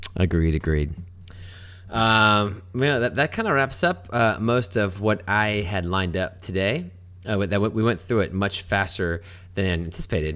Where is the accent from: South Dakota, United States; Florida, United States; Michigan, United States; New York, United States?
Florida, United States; Melbourne; where we grew up in Melbourne